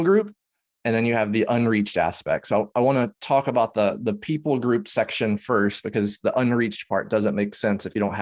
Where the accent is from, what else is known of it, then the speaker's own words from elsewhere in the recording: Tennessee, United States; now in Dallas-Fort Worth, United States; I grew up in Tennessee